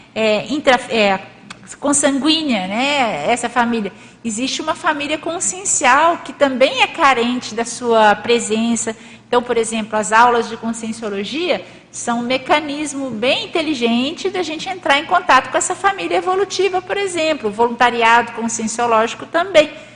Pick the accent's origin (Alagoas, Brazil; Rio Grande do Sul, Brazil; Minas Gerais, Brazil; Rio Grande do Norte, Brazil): Minas Gerais, Brazil; moved away as an adult; also born or lived in Rio de Janeiro; Eu nasci em Minas Gerais